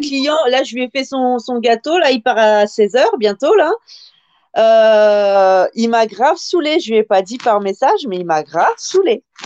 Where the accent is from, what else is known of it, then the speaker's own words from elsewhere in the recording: France; je suis française